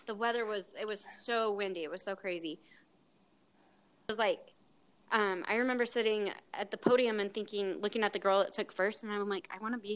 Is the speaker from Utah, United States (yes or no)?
yes; Salt Lake City, Utah, United States; I grew up in Salt Lake